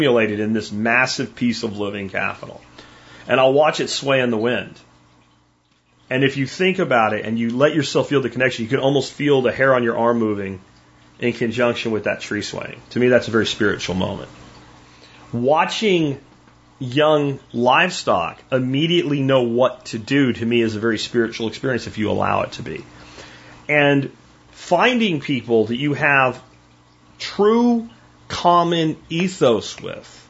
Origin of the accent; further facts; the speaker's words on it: Pennsylvania, United States; I grew up in Pennsylvania, almost everybody was in that church on Sunday